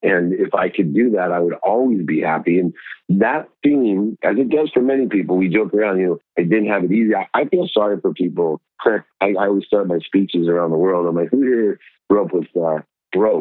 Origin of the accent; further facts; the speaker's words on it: Akron, Ohio, United States; I grew up in Akron, Ohio with 6 siblings.